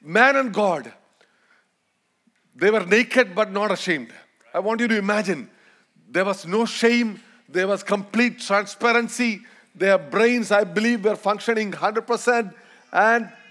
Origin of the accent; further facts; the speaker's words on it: Malayalam, Kerala, India; accent: Indian, Malayalam accent; first language Malayalam; English is a second language; we're gonna speak Malayalam. That's my mother tongue